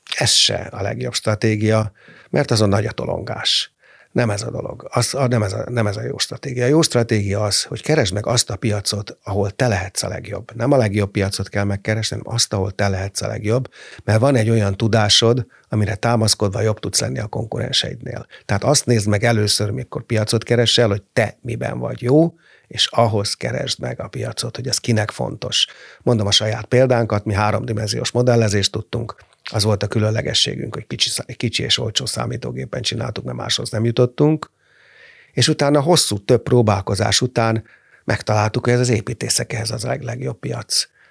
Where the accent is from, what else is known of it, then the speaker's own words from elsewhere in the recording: Hungary; olyan büszke voltam, hogy magyar vagyok.